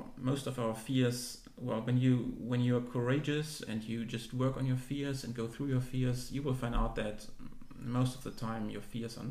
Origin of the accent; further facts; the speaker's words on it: Germany; moved away as an adult; And then I finished high school. In Germany, you were required back then to do some community service